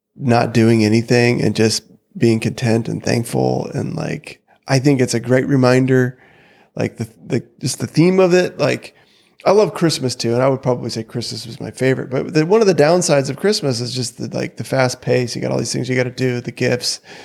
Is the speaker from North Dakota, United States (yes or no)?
yes; North Dakota, United States; growing up in North Dakota